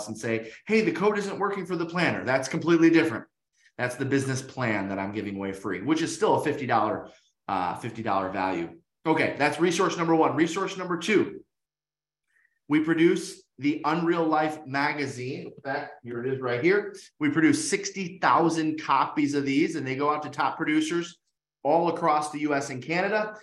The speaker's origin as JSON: {"language": "English", "town": "Detroit", "region": "Michigan", "country": "United States", "said": "I'm from Detroit, Michigan."}